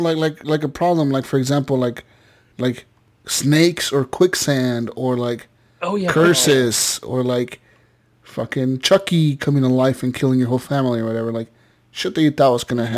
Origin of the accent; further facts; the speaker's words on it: Las Vegas, Nevada, United States; growing up in Vegas